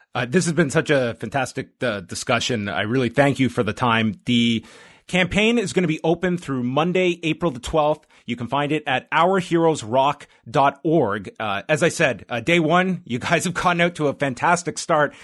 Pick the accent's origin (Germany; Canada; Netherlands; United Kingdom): Canada; being a Canadian